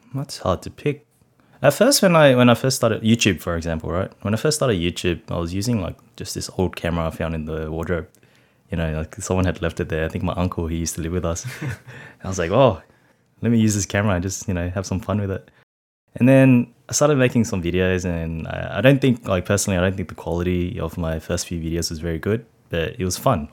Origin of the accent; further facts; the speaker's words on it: Sydney, New South Wales, Australia; I grew up in Cabramatta, Canning Heights, to be exact.